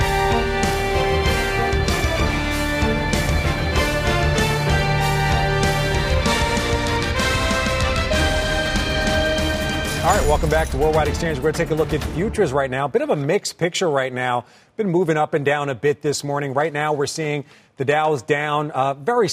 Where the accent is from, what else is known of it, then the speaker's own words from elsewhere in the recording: Philadelphia, Pennsylvania, United States; My hometown of Philly